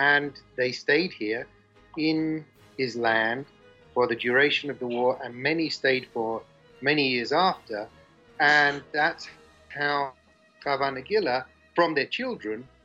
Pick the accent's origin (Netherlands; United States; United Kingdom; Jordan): United Kingdom; England; moved away as an adult; now in Philippines; I grew up in England in the 60s and 70s.